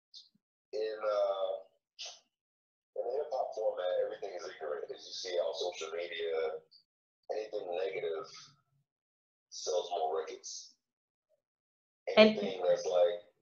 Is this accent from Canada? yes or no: no; Haiti; now in Los Angeles, United States; I'm from Haiti